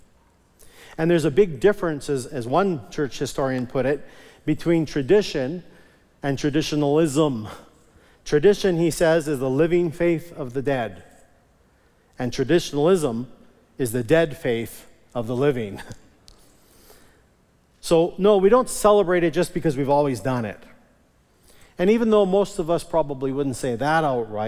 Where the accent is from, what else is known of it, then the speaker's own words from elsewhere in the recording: Onoway, Alberta, Canada; I was raised in Onaway Evangelical Free Church up north of Edmonton, and I remember as a kid, we always called it communion